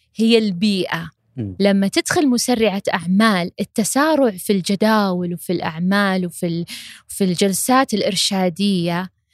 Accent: Saudi Arabia; عندنا في المملكة العربية السعودية

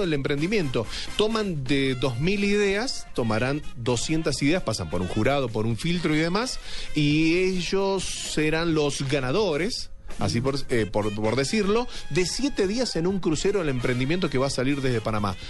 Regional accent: Argentina; now in Colombia; soy argentino

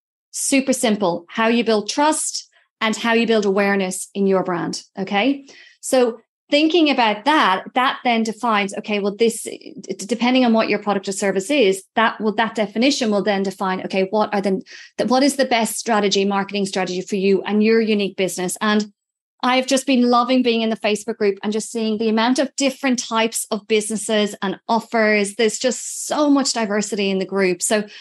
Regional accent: Ireland; I'm Irish.

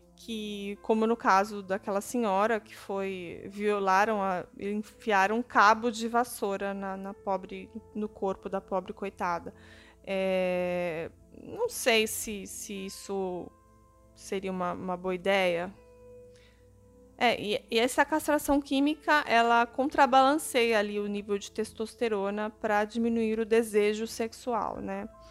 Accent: São Paulo, Brazil; em São Paulo, aqui onde eu moro, para quem não sabe, eu sou de São Paulo

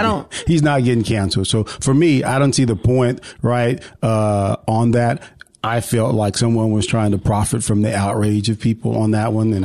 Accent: West Texas, United States; we grew up in West Texas

